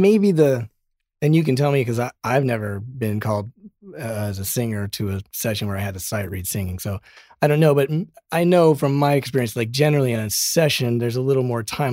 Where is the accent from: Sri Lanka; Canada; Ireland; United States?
United States; Colorado; now in Los Angeles, United States; We're both from Colorado